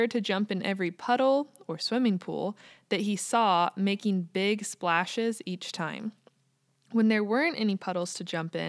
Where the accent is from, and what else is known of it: United States; also born or lived in Kansas